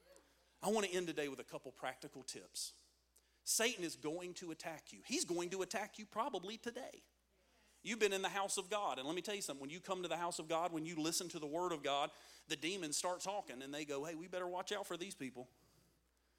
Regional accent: United States; we're Americans

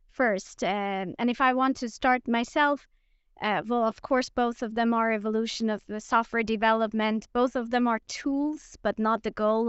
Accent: Iran; also born or lived in Linköping, Sweden; now in Sweden; I'm originally from Iran

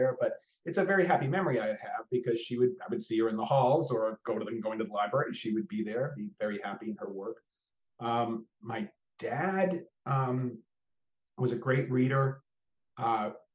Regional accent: outside of Austin, Texas, United States; I grew up outside of Austin, just outside

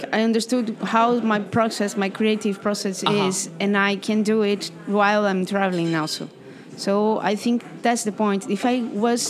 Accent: Brazil; English is a second language; I am from Brazil

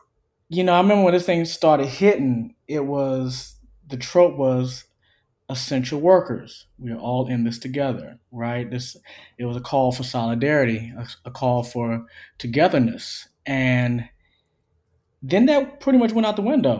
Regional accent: Orangeburg, South Carolina, United States; now in Athens, United States; I'm from Orangeburg, South Carolina

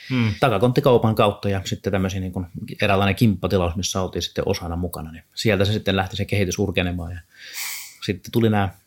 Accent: Heinola, Päijät-Häme, Finland; moved away as an adult; now in Helsinki, Finland; ja mä oon kotoisin Heinolasta ja siellä Heinolassa syntynyt ja siellä tätä tota frisbeegolfia pyörittänyt vuodesta 2001 ja vuonna 2003 muutin Helsinkiin ja täällä sitten on tullut asusteltua siitä asti

